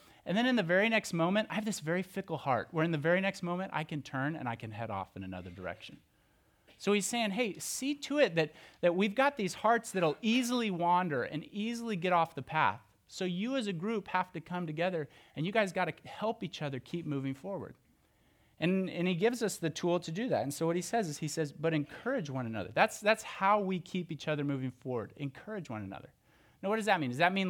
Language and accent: English; Oklahoma, United States; You see, when I was growing up, I grew up in Oklahoma, and church looks a little bit different there.